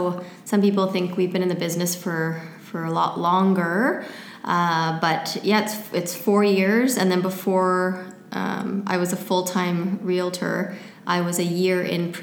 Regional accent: Surrey, British Columbia, Canada; I grew up in Surrey.

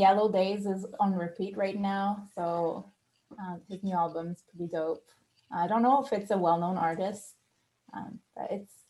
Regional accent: Quebec, Canada; English is a second language; moved away as an adult; also born or lived in Australia; now in United States; I'm from Canada. I'm from Quebec, which is French Canada. And I come from a small town surrounded by cows and chickens. And I'm a pastor's kid. I'm a PK.

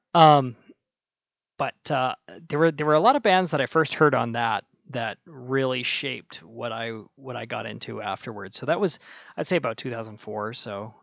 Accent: Minnesota, United States; I was born in Minnesota, uh, freezing, freezing plains

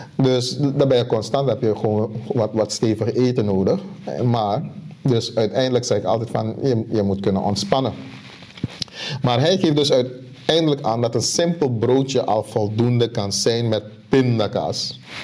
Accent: Suriname; ik kom uit Suriname

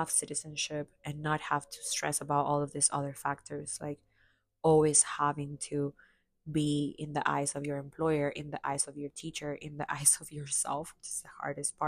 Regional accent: Chiclayo, Lambayeque, Peru; now in United States; I finally got a chance to go to my hometown, which I hadn't gone back to since before the pandemic

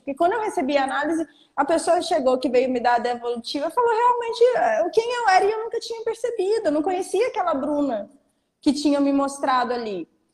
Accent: Porto Seguro, Bahia, Brazil; eu sou de Porto Seguro, eu moro em Porto Seguro, na Bahia

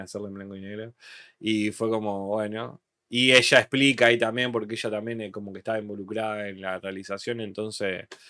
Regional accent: Rosario, Santa Fe, Argentina; Nosotros somos de Rosario

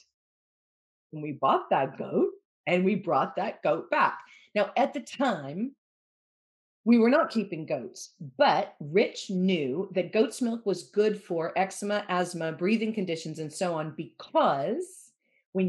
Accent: United States; now in Wales, United Kingdom; I'm American, I'm a journalist

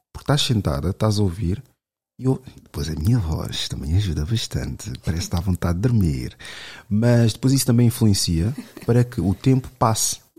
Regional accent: Lisbon, Portugal; cresci aqui em Lisboa

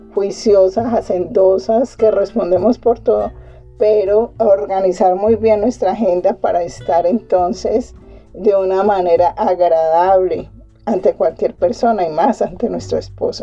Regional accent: Colombia; aquí en mi país, en Colombia

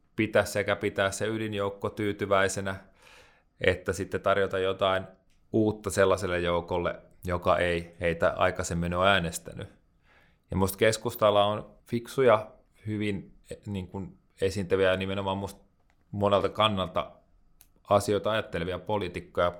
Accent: Hämeenlinna, Kanta-Häme, Finland; moved away; Mä oon kasvanut pienessä kaupungissa Hämeenlinnassa

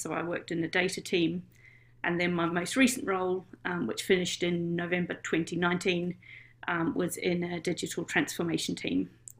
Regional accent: New Zealand; moved away as an adult; now in United Kingdom; So I'm from New Zealand. You may have heard in my dulcet tones.

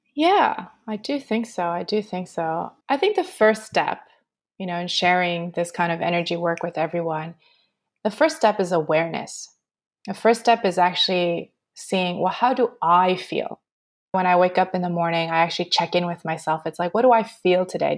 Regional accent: Montreal, Quebec, Canada; moved away as an adult; now in Australia; I'm born and raised in Montreal

